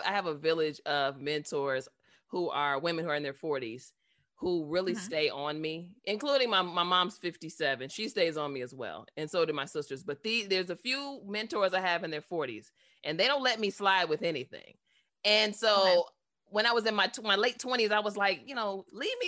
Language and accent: English; Chicago, Illinois, United States; I'm from Chicago